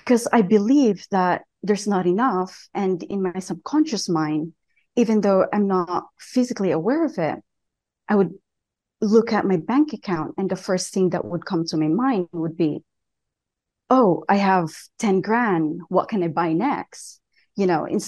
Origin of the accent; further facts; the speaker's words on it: southern Philippines, Philippines; moved away as an adult; now in Colorado, United States; I told you I was from Colorado, but I actually moved there when I was 18. I grew up in a small village in the south of Philippines